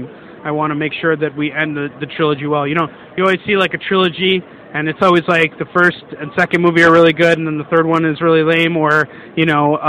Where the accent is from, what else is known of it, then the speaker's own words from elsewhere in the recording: Chicago, Illinois, United States; I'm from Chicago, Illinois.